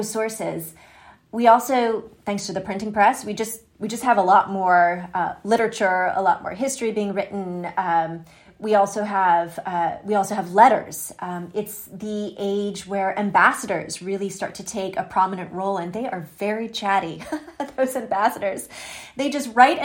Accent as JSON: {"language": "English", "country": "United States", "said": "I am an American and I'm living in the United States right now"}